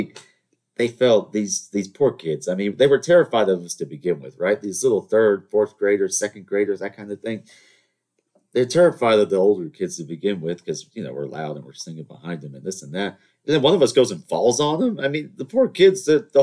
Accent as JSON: {"language": "English", "region": "the South", "country": "United States", "said": "I'm from the South. We're supposed to have manners, Southern charm, all that nonsense"}